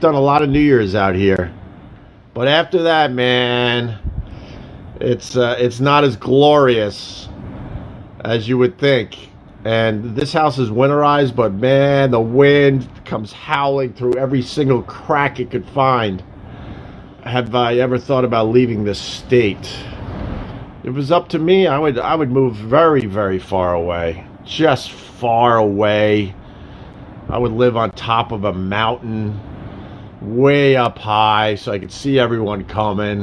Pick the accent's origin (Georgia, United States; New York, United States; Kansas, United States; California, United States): New York, United States; Long Island; moved away; also born or lived in Rochester, New York / Buffalo, New York; I'm used to growing up on Long Island